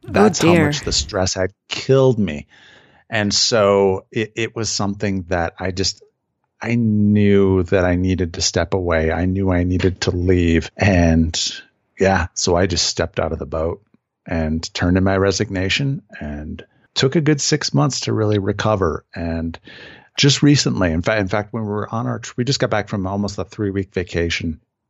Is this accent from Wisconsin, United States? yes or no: yes; Wisconsin, United States; Yeah. So I was born and raised in Southern Wisconsin.